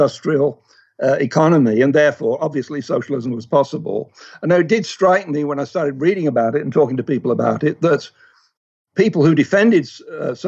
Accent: England, United Kingdom; moved away; I grew up in England, although I'm of Scottish extraction

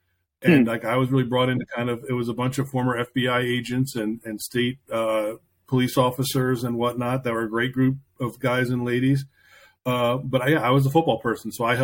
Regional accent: New York, United States; moved away as an adult; now in Indianapolis, United States; I'm from New York originally, came out to Indianapolis about 9 years ago.

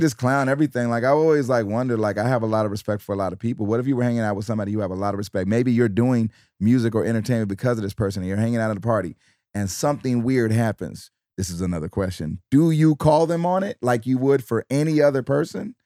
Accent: Detroit, Michigan, United States; I'm from Detroit.

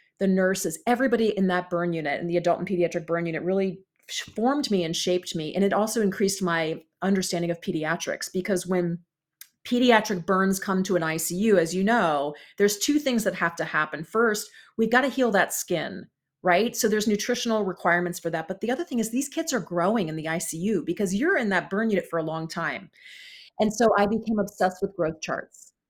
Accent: Columbus, Ohio, United States; also born or lived in Chicago, Illinois; now in California, United States; I'm from Columbus, Ohio

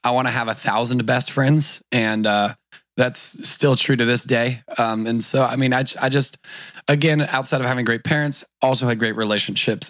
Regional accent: Newport Beach, California, United States; Grew up in Orange County, California. I was born in Newport Beach

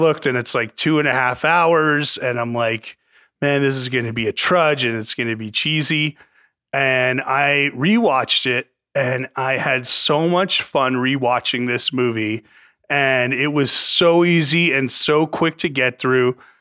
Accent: New Jersey, United States; I grew up in North Jersey

